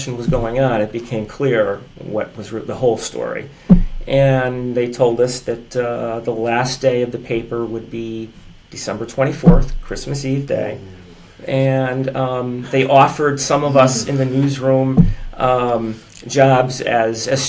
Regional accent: Derby, Connecticut, United States; growing up in Derby, lived in Derby

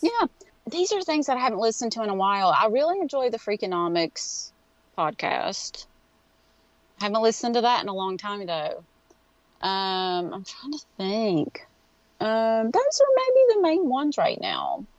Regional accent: West Virginia, United States; accent: Appalachian; I live in West Virginia. This is um, where I grew up

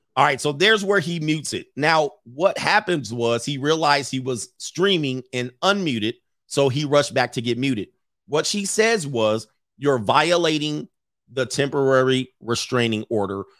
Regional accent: United States; this is our country. This will forever be our country

